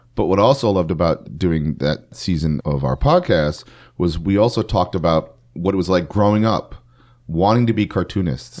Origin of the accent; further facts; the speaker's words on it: New York City, New York, United States; growing up in New York City